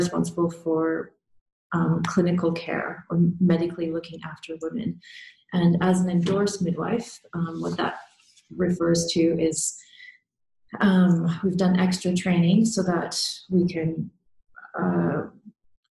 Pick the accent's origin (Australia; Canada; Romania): Canada; moved away; I'm originally from Canada